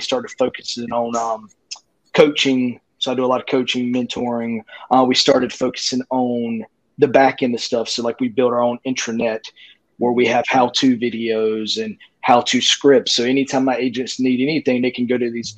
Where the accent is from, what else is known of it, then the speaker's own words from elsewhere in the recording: Rocky Mount, North Carolina, United States; also born or lived in Raleigh, North Carolina; I'm from a little town, Rocky Mount, North Carolina, which is about an hour from Raleigh, which is the market I'm